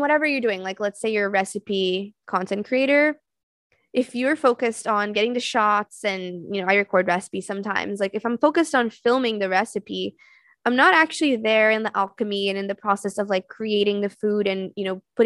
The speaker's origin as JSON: {"language": "English", "region": "São Paulo", "country": "Brazil", "tie": "born or raised there", "also_born_or_lived": "Florida", "moved": "yes", "lives_now": "New York, United States", "said": "I grew up in Sao Paulo in Brazil. So I grew up in a big city"}